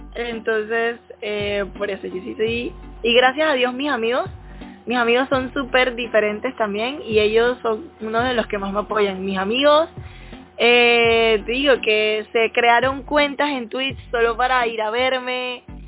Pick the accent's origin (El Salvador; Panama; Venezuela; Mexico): Panama; por ser panameña